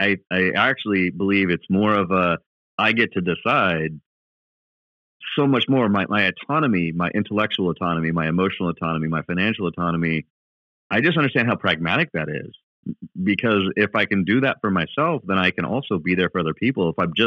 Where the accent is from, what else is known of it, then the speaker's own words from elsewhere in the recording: Milwaukee, Wisconsin, United States; also born or lived in Walla Walla, Washington; In Milwaukee.